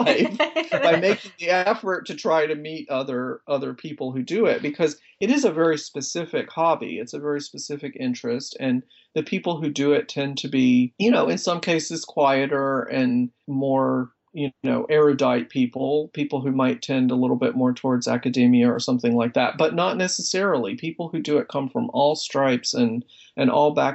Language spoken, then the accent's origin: English; South Carolina, United States; my home state of South Carolina